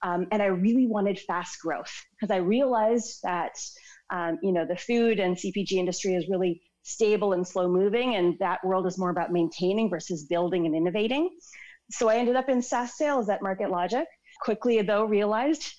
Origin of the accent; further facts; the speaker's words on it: Toronto, Ontario, Canada; moved away as an adult; now in London; I'm actually born and raised in Toronto and I just moved here to London about 5 months ago